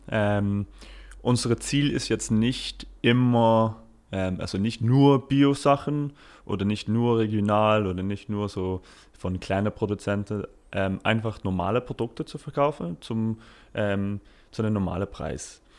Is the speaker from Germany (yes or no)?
no; United Kingdom; German is a second language; now in Switzerland; Also ich komme aus Großbritannien und da ist es schon viel, viel größer.